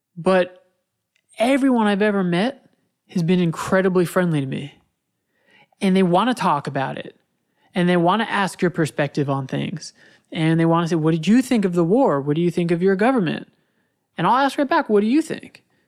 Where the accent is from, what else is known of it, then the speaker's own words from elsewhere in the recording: United States; I'm American